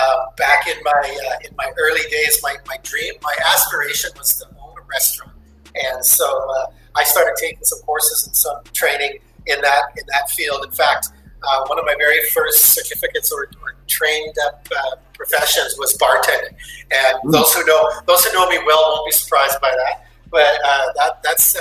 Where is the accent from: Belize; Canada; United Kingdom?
Canada; Edmonton, Alberta; moved away as an adult; now in Ottawa, Canada; hometown, Edmonton, Alberta, Canada. Was born and raised there many years ago